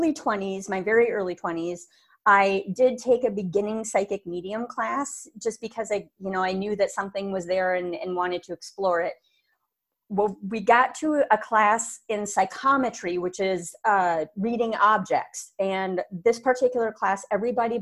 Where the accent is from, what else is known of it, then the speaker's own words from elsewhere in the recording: Minneapolis, Minnesota, United States; also born or lived in Brooklyn Center, Minnesota; I'm born and raised in Minneapolis, Minnesota